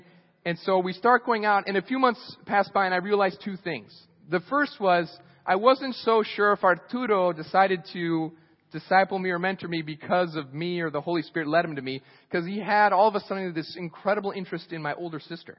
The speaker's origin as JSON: {"language": "English", "country": "Costa Rica", "tie": "born or raised there", "said": "When I was 16 years old, I grew up in Costa Rica, so I went to youth group. My parents were missionaries."}